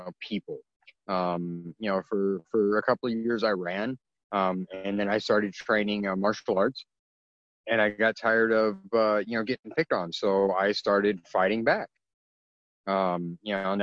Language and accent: English; California, United States; in 1977, when I was born, you know, I'm half Filipino, and my biological father's race on my birth certificate is listed as yellow number six, because California back in the, you know, in the mid 70s